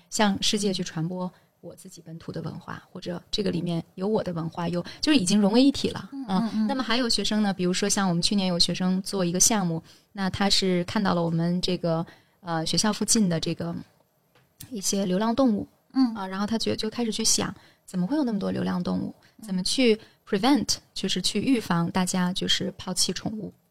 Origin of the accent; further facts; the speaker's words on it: Jiangsu, China; accent: Jiangsu dialect; moved away; 我回老家的时候，我能用江苏土话跟我外婆唠嗑儿